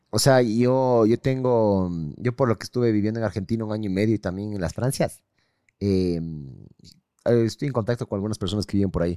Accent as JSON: {"language": "Spanish", "country": "Ecuador"}